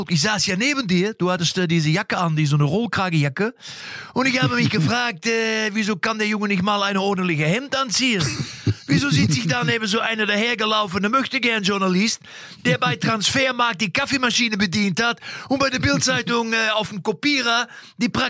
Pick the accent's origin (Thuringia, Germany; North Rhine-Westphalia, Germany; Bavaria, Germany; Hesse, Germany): North Rhine-Westphalia, Germany; Lippstadt; also auch bei uns in Lippstadt, ich komme ja aus Lippstadt, wie ihr wisst, ist ein beliebtes Ausflugsziel